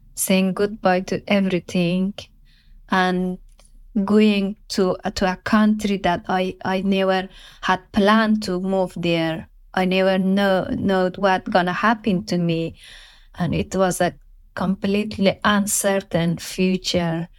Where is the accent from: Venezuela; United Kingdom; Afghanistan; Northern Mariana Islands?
Afghanistan; English is a second language; moved away as an adult; I will leave my home country, my father, my siblings, my mother, my friends